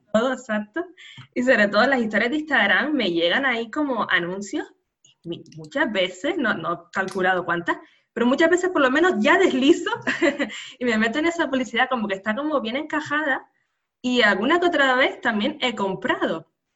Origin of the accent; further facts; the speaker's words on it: Canary Islands, Spain; nacida en Canarias